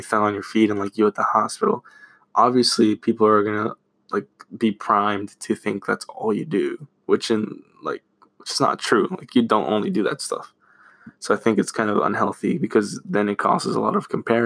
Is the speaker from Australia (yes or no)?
no; Florida, United States; We're from Florida.